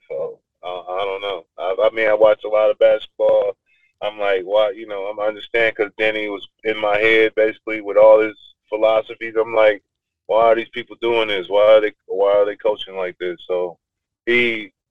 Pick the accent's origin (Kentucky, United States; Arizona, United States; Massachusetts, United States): Kentucky, United States; Paris; also born or lived in Evanston, Illinois; my hometown, Paris.